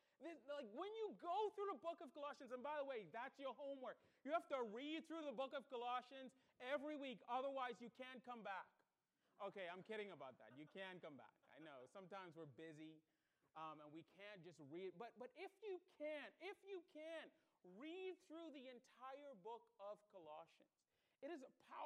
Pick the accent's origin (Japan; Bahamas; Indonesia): Bahamas; now in United States; I was born in the Bahamas, and I became an American citizen.